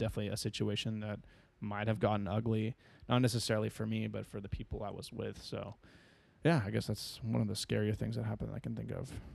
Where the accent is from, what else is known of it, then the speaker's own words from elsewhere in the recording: San Diego, California, United States; growing up in San Diego